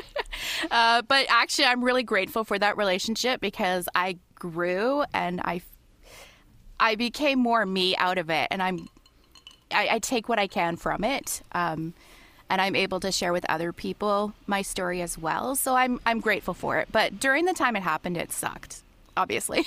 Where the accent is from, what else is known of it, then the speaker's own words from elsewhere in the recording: London, Ontario, Canada; also born or lived in Toronto, Canada; even when I lived in Toronto, I would say I'm from London, which is literally two hours away